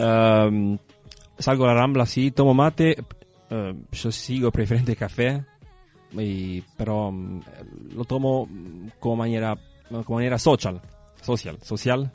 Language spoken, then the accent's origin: Spanish; near Ascoli Piceno, Marche, Italy; Spanish is a second language; moved away as an adult; now in Uruguay; yo vivía en centro Italia, Ascoli Piceno. Eh, por la precisión, vivía en un pueblito cerca.